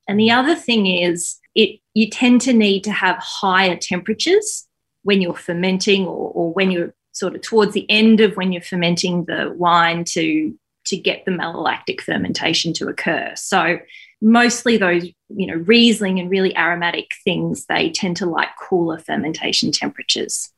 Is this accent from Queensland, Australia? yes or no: yes; Queensland, Australia; now in Melbourne, Australia; I was from Queensland.